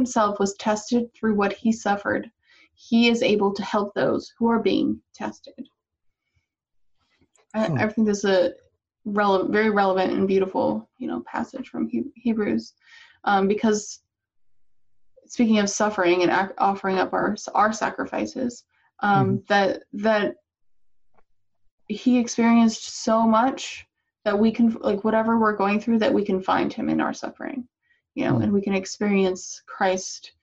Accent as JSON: {"language": "English", "region": "Northern Virginia", "country": "United States", "tie": "born or raised there", "moved": "yes", "said": "the culture where I grew up in Northern Virginia around DC"}